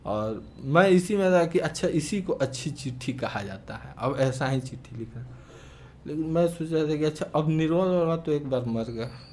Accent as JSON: {"language": "Hindi", "area": "Pandeypur village, Brahmpur police station", "region": "Bihar", "country": "India", "tie": "born or raised there", "also_born_or_lived": "Arrah", "said": "हमारे गांव जो पांडेपुर नामक एक गांव है ब्रह्मपुर थाने के अंतर्गत है"}